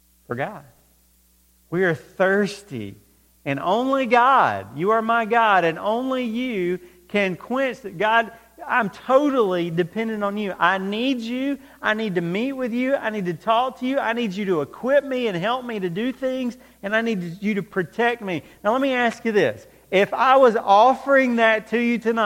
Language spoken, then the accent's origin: English; close to Atlanta, Georgia, United States; When I was growing up, I grew up close to Atlanta, Georgia.